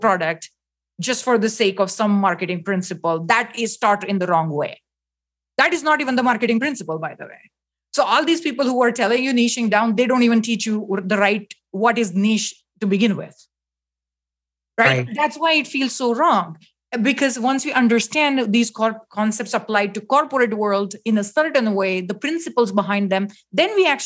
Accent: India; moved away; I was born in India

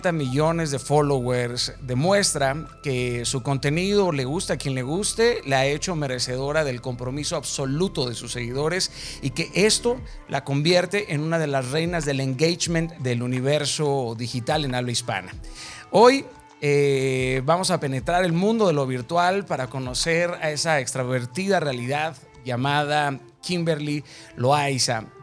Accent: Mazatlán, Sinaloa, Mexico; En algún momento pensé que era sinaloense. Yo soy de Mazatlán.

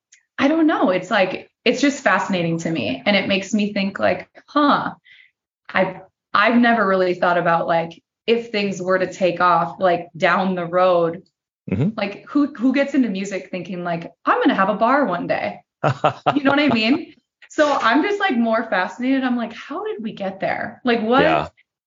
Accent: Midwest, United States; now in Nashville, United States; You know, and so I love that, especially like growing up in the Midwest. That was my whole life. Like everyone knows everyone, you know, no secret is really a secret, which is good and bad.

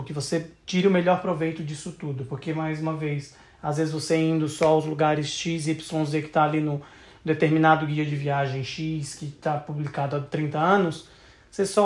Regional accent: South Region, Brazil; eu sou do Sul, né, eu acho que eu só tive uma consciência realmente do Brasil quando eu viajei ao redor do Brasil.

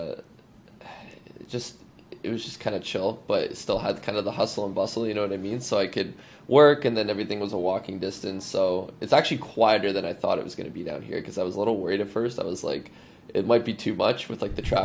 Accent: Canada; I'm a Canadian

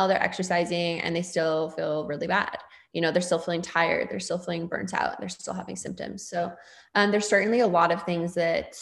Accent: the Northwest, Pacific Northwest, United States; I moved back to my hometown in the Northwest, which is where I live now

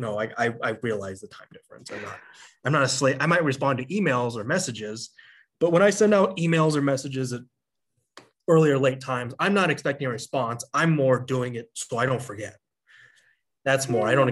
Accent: Los Angeles, California, United States; I grew up in Los Angeles

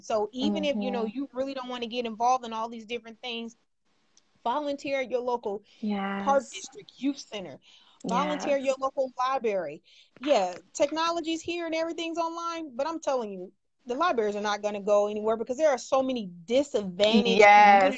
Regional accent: North Chicago, Illinois, United States; also born or lived in Vicksburg, Mississippi / Waukegan, Illinois; went to school in North Chicago up to the age of 8

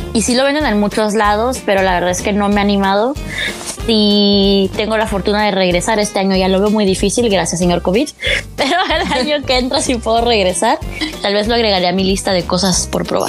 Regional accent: Mexico; Soy una mala mexicana.

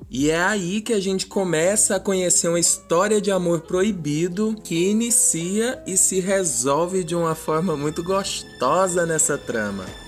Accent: Itumbiara, Goiás, Brazil; minha terrinha natal do coração, Itumbiara, Goiás

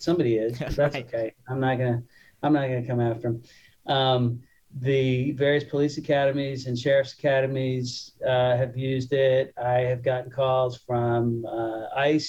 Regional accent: California, United States; As a Californian

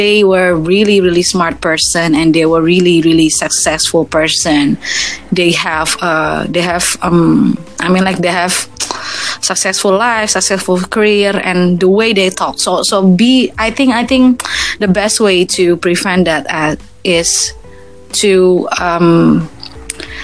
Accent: Indonesia; first language Indonesian; English is a second language; I'm Indonesian. It's always be my first language. Indonesia is always be my first language

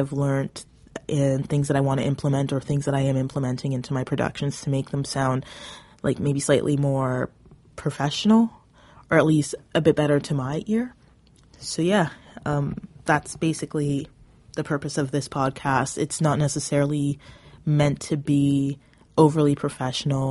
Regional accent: Southern Ontario, Canada; I come from Southern Ontario

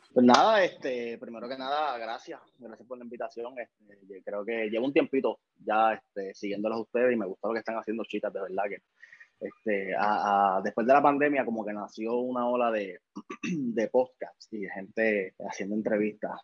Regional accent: Puerto Rico; moved away as an adult; also born or lived in New York / Buffalo / Florida; vine a Puerto Rico, Montevalvería, en el pueblo de, de, mi pueblo en Juan, Puerto Rico

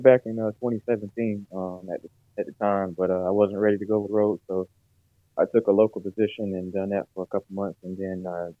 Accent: North Carolina, United States; I'm from North Carolina, born and raised. I'm a family man. I don't have a family currently right now, but I'm a family man. I like to be around my family, love church. I'm a Christian.

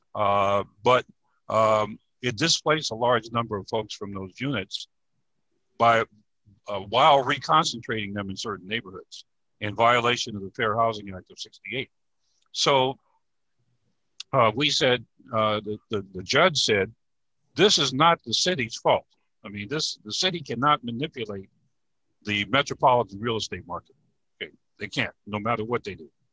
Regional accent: New Orleans, Louisiana, United States; also born or lived in Hampton Roads, Virginia; now in Virginia, United States; I'm from New Orleans originally

